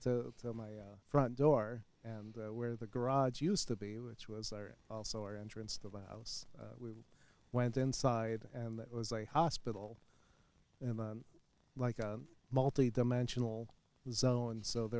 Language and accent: English; Hamden, Connecticut, United States; moved away; I was back in my hometown, Hamden.